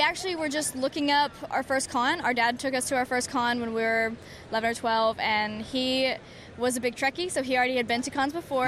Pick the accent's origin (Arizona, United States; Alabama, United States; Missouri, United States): Alabama, United States; I'm from Alabama